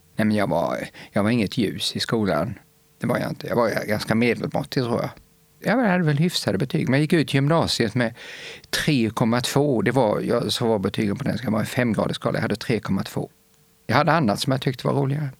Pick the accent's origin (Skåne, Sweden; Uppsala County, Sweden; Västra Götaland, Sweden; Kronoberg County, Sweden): Kronoberg County, Sweden; Rottne; accent: Småland; moved away as an adult; also born or lived in Växjö / Lund; now in near Lund, Sweden; Jag är född och uppvuxen i Rottne. Det är ett litet samhälle som ligger strax norr om Växjö.